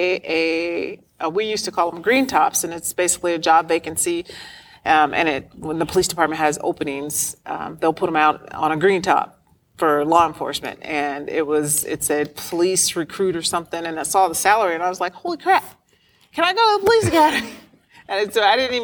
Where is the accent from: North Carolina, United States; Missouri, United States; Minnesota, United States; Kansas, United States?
Kansas, United States; Kansas City; I grew up in Kansas City, Kansas, Wyandotte County